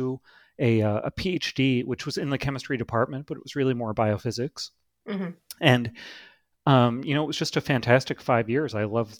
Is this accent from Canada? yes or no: yes; Toronto, Ontario, Canada; now in Boston, United States; I originally grew up in Toronto, Canada